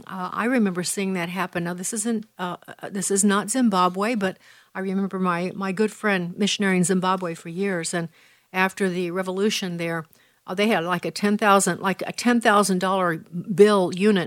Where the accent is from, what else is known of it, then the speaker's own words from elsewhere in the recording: Illinois, United States; moved away; my home state of Illinois